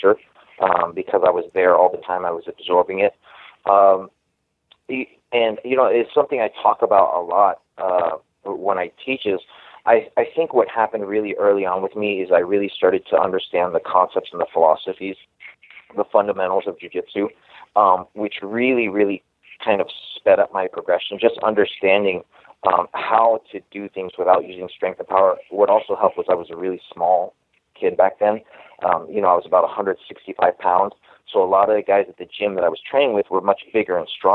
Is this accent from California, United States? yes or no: no; Oklahoma, United States; moved away; also born or lived in Los Angeles; I grew up in Oklahoma